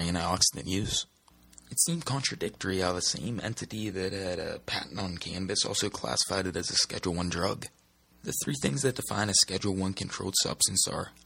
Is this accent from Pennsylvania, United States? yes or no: yes; Pittsburgh, Pennsylvania, United States; I'm from Pittsburgh, Pennsylvania.